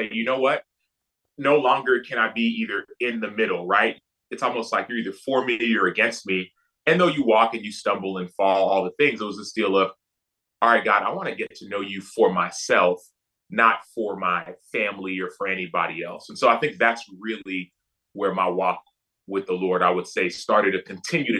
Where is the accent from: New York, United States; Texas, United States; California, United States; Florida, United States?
Texas, United States; Dallas; I grew up in Dallas, right? In Texas